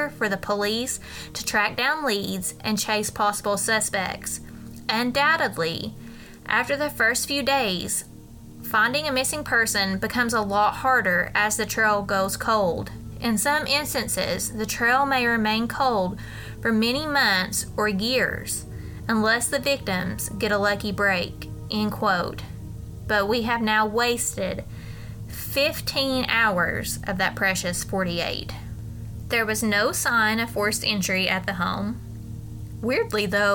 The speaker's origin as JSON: {"language": "English", "region": "Appalachia", "country": "United States", "said": "being Appalachian American"}